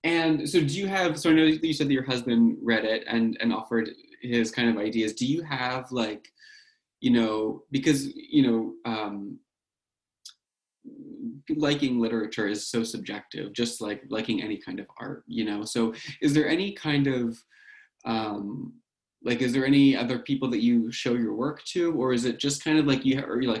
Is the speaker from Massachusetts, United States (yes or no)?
no; Cherry Hill, New Jersey, United States; I'm originally from South Jersey. So like around like Cherry Hill area